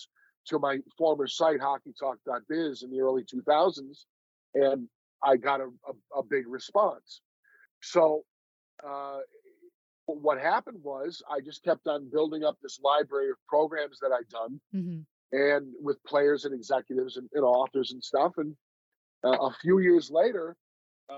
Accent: Buffalo, New York, United States; moved away; I grew up in Buffalo, New York, which is, as you know, is a border town

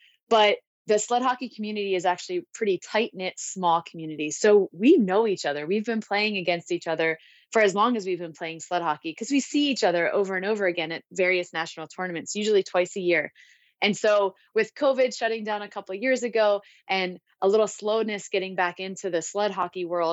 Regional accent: Maryland, United States; moved away as an adult; now in San Diego, United States; I grew up in Maryland and I grew up playing hockey

